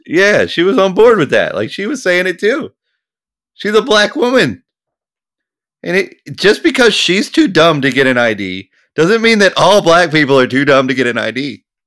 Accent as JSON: {"language": "English", "country": "United States", "said": "I'm an American"}